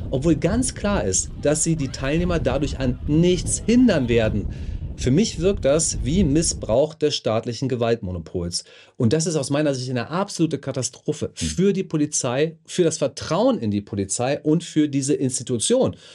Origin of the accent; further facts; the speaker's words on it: Germany; also da, wo ich aufgewachsen bin, das am Rande von Berlin, da gab es jedes Jahr ein Feuerwehrfest.